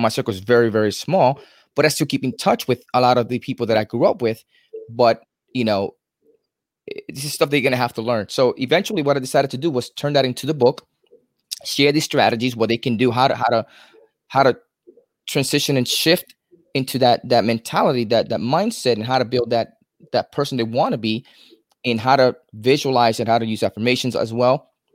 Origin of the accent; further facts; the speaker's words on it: New York City, New York, United States; moved away as an adult; now in Florida, United States; I'm originally from New York City